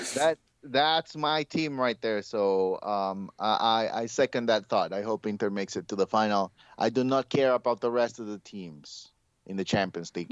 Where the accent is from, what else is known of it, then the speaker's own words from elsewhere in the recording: Honduras; moved away; growing up in Honduras